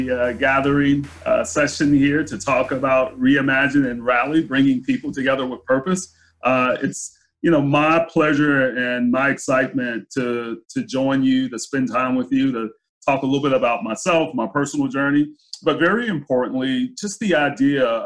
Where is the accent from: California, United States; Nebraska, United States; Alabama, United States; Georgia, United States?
Georgia, United States; Brunswick; moved away; also born or lived in Jacksonville, Florida; I was born in Jacksonville, Florida, moved to a small town in Southeast Georgia called Brunswick, Georgia